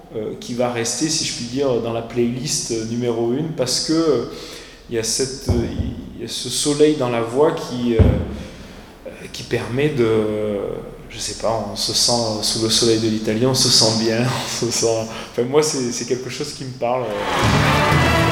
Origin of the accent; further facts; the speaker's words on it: Ardèche, Auvergne-Rhône-Alpes, France; moved away as an adult; j'ai quitté l'Ardèche